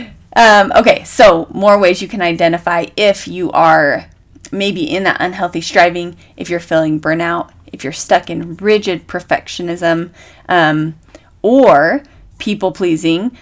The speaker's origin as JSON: {"language": "English", "country": "United States", "said": "I'm American."}